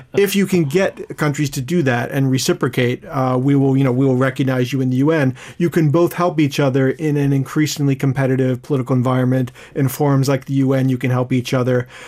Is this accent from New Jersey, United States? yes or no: no; Philadelphia, Pennsylvania, United States; now in Seoul, South Korea; growing up in Philadelphia